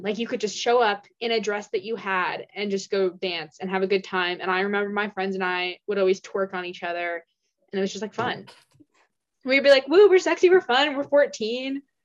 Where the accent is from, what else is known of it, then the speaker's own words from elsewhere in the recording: Washington, United States; I'm from Washington State and Pacific Northwest.